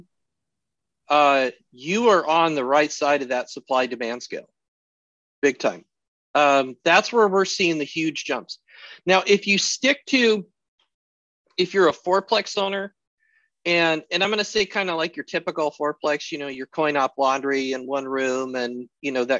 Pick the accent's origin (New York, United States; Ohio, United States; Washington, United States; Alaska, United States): Alaska, United States; as an American, as an Alaskan